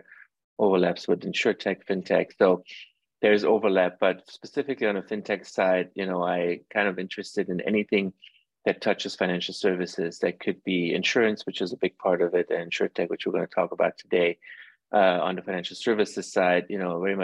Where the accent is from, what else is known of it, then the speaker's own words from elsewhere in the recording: Germany; moved away; also born or lived in Iran; I grew up actually in Europe. I grew up in Germany most of my life. I was born in Iran.